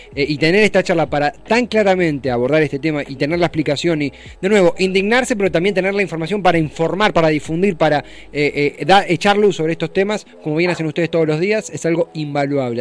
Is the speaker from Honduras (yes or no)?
no; Argentina; como argentinos